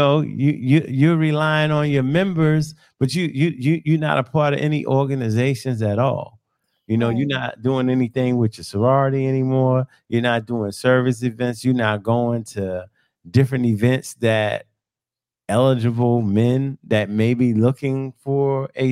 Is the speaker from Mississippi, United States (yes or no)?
no; New York City, New York, United States; I grew up in New York.